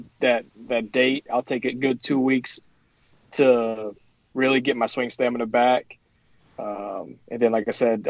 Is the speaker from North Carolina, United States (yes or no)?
yes; Winston-Salem, North Carolina, United States; a Winston-Salem company, which is my hometown